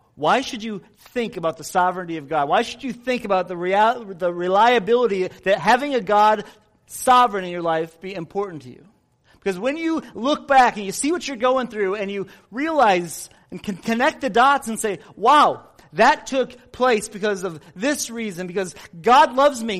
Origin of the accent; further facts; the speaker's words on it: United States; we as American Christians